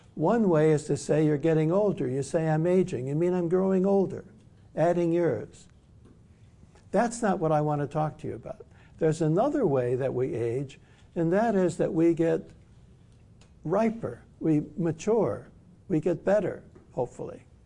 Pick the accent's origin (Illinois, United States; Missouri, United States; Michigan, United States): Michigan, United States; Detroit; I grew up in Detroit. I was born in Detroit